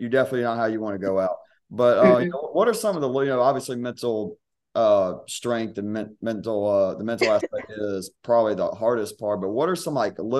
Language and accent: English; near Thomasville, Georgia, United States; moved away as an adult; I grew up near Thomasville